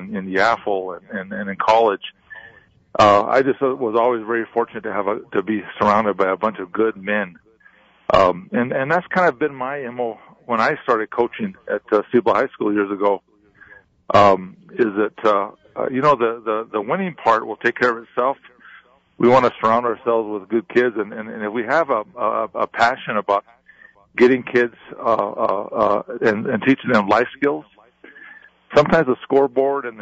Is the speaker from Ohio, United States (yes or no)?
no; Corrales, New Mexico, United States; we grew up in Corrales